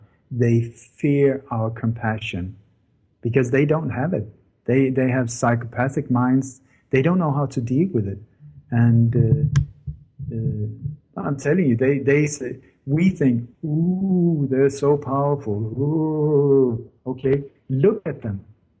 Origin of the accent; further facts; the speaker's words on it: Denmark; English is a second language; I grew up in Denmark with a lot of stories from the Second World War when Denmark was under Nazi occupation.